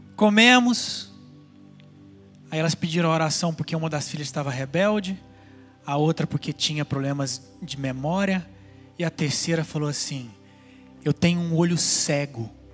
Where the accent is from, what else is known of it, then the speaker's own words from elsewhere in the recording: Goiânia, Goiás, Brazil; now in California, United States; um rapaz de Goiânia, onde eu nasci?